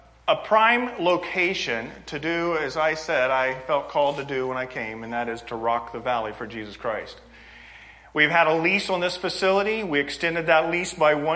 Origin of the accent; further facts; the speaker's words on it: Indianapolis, Indiana, United States; I'm from Indianapolis